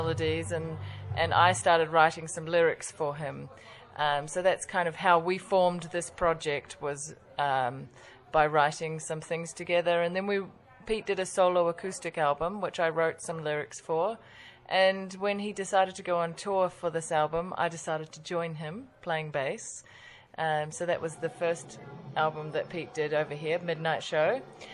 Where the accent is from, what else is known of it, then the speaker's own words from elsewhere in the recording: New Zealand; moved away as an adult; I come from New Zealand, but it's been a long time since I lived there. I left New Zealand when I was 18